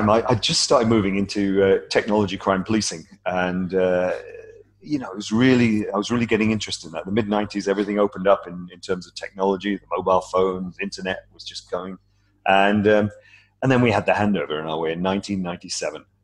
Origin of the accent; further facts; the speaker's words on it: United Kingdom; moved away as an adult; also born or lived in United States; now in Hong Kong; I'm British, as you can tell from my uh